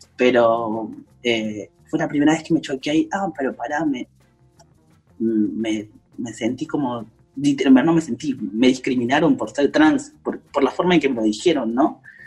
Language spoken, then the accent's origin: Spanish; Córdoba, Argentina; Yo soy de Córdoba, Córdoba es una provincia muy de derecha